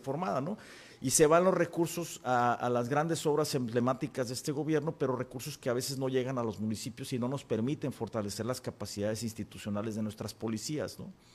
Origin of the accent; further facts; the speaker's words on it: Baja California, Mexico; yo soy de Baja California